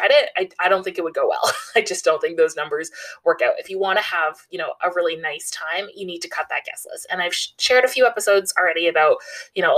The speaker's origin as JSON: {"language": "English", "country": "Canada", "said": "I am Canadian, living in a major city in Canada"}